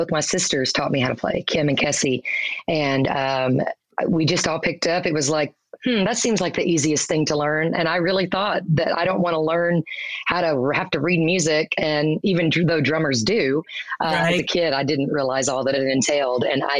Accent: Dallas, Texas, United States; also born or lived in Mississippi / Roanoke, Texas; I actually was born in Mississippi, but I was raised in Texas. I turned one in Roanoke, Texas.

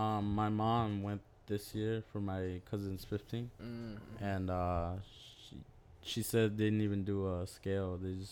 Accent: Minnesota, United States; also born or lived in Puebla, Mexico; I grew up here. I was raised here. I was born in Puebla. I was born in Chalcla, Puebla, but my family is all from Morelos.

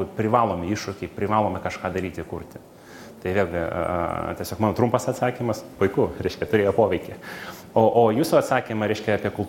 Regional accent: Kaunas, Kaunas County, Lithuania; kaip kaunietis

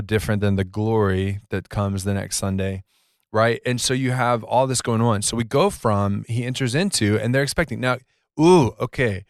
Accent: Georgia, United States; I grew up in Georgia

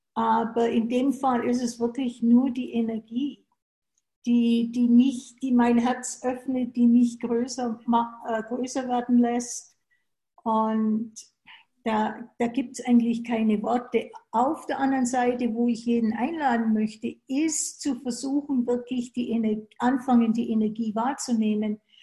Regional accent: Germany; moved away as an adult; now in United States; Ich bin in Deutschland geboren und bin dann 80, was für zwei bis drei Jahre sein sollte, nach den USA gegangen

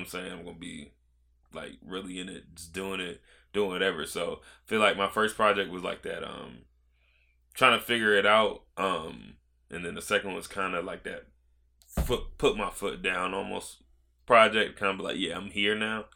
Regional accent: Virginia Beach, Virginia, United States; also born or lived in Georgia; I moved here in twenty twelve. So, I was twelve

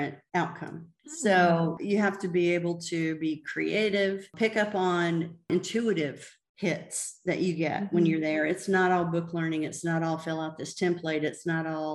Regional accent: the South, United States; I grew up in the South

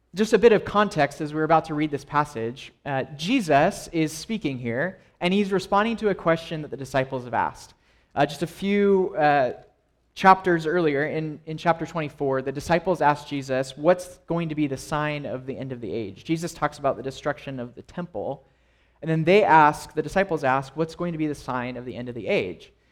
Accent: Los Angeles, California, United States; I grew up in Los Angeles

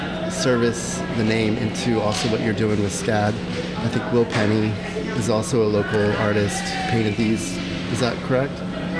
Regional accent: California, United States; I came from the West Coast and the Bay Area.

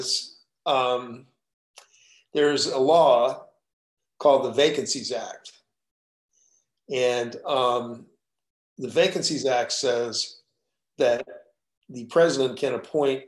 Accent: Texas, United States; I'm from Texas

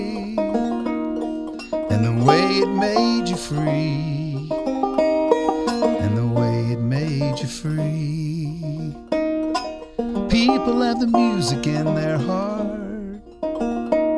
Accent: Bristol, Tennessee, United States; I grew up in Bristol, Tennessee

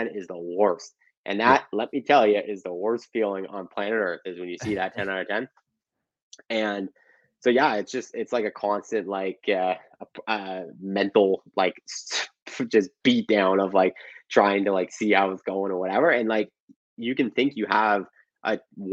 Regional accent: Canada; as a Canadian

